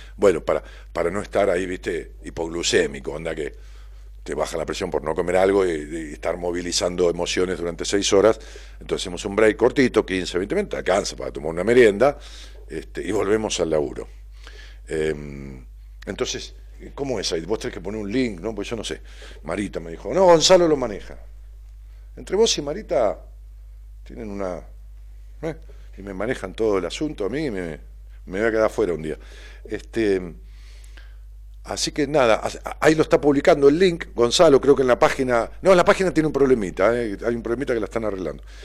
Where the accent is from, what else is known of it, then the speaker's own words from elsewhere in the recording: Ramos Mejía, Buenos Aires Province, Argentina; mi pueblo, Ramón Mejía